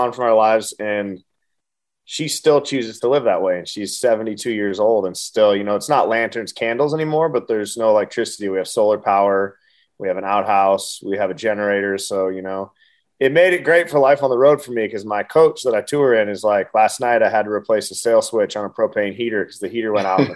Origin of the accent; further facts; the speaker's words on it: Montana, United States; I grew up in Montana